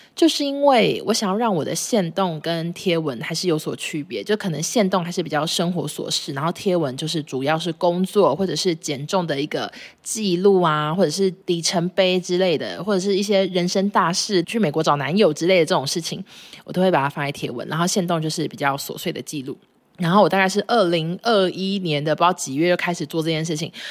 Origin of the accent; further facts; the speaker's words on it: Taichung, Taiwan; 白衣男说：哼，我台中人呢。我说我也是啊。